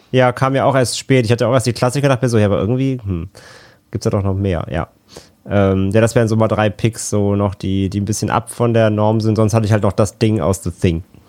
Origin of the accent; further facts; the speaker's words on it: Rhineland, Germany; now in Hamburg, Germany; komme ja gebürtig aus dem Rheinland